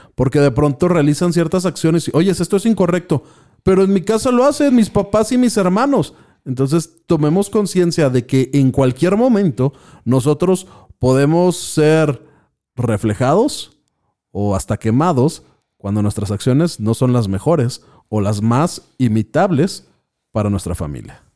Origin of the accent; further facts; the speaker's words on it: Mexico; somos mexicanos y por lo tanto lo que estamos viviendo pues es simplemente el hecho de ser mexicanos